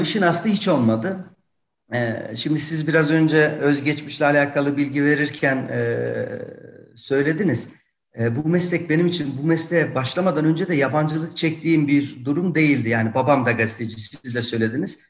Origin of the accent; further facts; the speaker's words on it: Yozgat, Yozgat Province, Turkey; now in Tokat, Turkey; Benim memleketim Yozgat